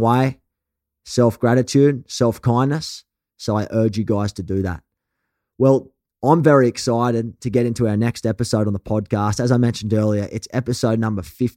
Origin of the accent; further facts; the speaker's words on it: Australia; accent: thick, rough Australian; your thick, rough Australian accent